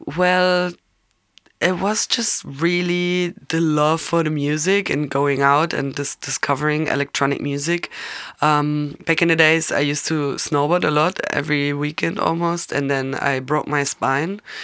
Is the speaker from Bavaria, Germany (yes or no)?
yes; Munich, Bavaria, Germany; I'm born and raised in Munich